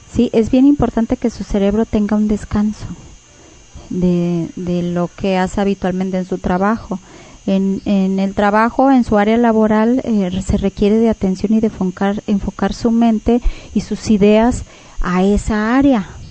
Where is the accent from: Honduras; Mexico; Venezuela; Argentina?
Mexico; como cultura mexicana